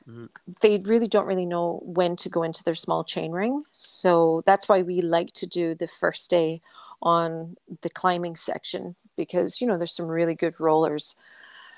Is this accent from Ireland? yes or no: no; Scotland, United Kingdom; accent: Scottish; my Scottish accent.